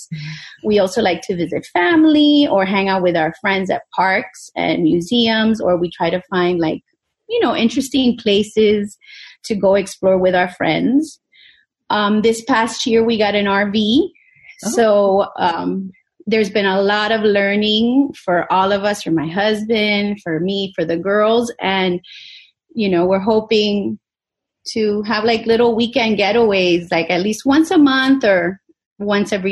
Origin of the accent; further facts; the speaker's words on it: Miami, Florida, United States; moved away as an adult; also born or lived in Madrid, Spain / Los Angeles / New York City; we lived in LA for a while, we lived in New York City, and then we settled back in my hometown of Miami, Florida